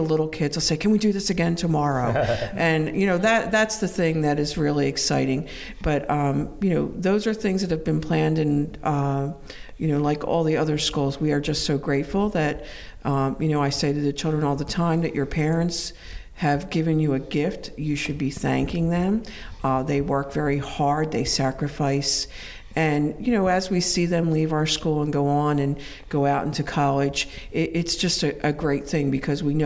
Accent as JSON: {"language": "English", "town": "Philadelphia", "region": "Pennsylvania", "country": "United States", "tie": "born or raised there", "said": "I grew up in the Archdiocese of Philadelphia"}